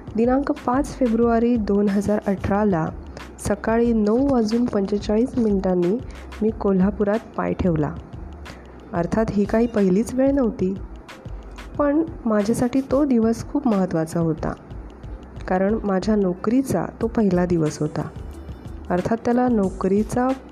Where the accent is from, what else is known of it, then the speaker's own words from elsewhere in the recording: Konkan, India; moved away as an adult; now in Kolhapur, India; मी मूळची कोकणची